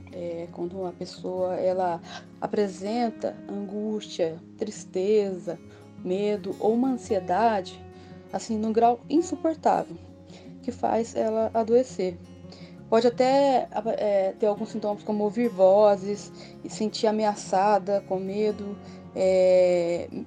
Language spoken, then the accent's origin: Portuguese; Varginha, Minas Gerais, Brazil; Eu sou de Varginha, então fico feliz de contribuir com o trabalho que vocês estão desenvolvendo na cidade de Varginha.